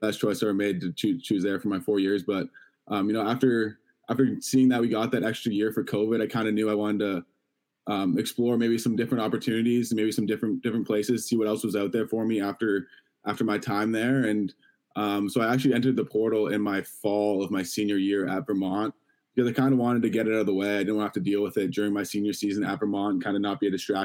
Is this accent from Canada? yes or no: yes; Toronto, Ontario, Canada; you go to all the Toronto Rock games growing up in Toronto